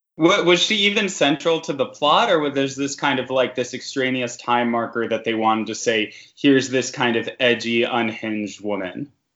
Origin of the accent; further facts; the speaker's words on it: New York City, New York, United States; I grew up in Queens, so this is territory I'm familiar